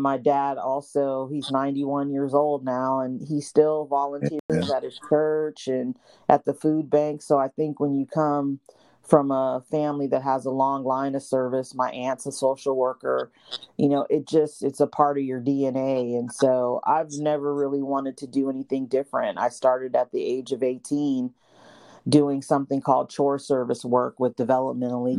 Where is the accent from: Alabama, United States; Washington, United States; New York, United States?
Washington, United States; Seattle; moved away; I'm originally from Seattle